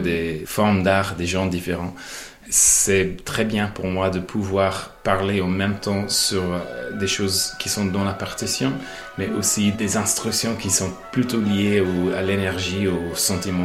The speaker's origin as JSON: {"language": "French", "town": "Monaghan", "region": "County Monaghan", "country": "Ireland", "tie": "born or raised there", "second_language": "French", "moved": "yes", "said": "je viens de Monaghan qui est sur la frontière entre le nord et le sud."}